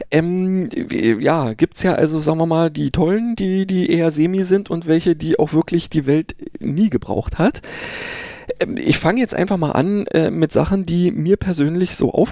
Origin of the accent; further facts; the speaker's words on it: Berlin, Germany; ich bin ja in Berlin äh, geboren und aufgewachsen, äh, dementsprechend gab es da sowas